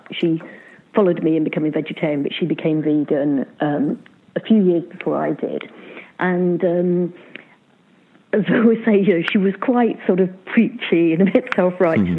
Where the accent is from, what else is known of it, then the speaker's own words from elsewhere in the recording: Luton, East of England, United Kingdom; now in Bristol, United Kingdom; I grew up in Luton